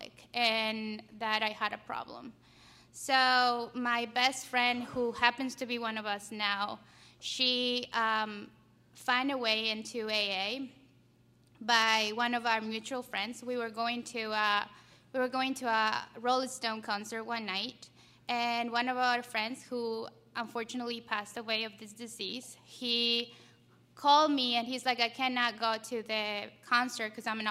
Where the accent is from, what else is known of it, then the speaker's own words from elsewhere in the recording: Ecuador; moved away; I'm from Ecuador. That's where my story began. I grew up in a household with a single mom, a dad who immigrated here when I was like two